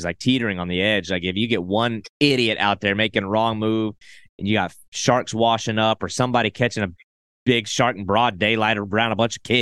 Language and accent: English; South Carolina, United States; my home state is South Carolina.